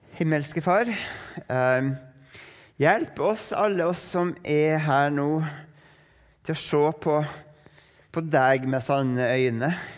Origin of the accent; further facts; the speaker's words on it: Norway; for nordmenn